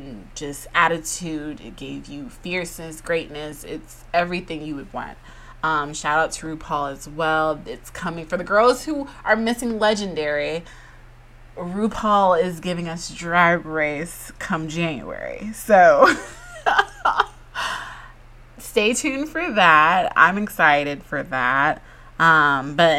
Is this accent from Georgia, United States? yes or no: yes; Georgia, United States; I'm from Georgia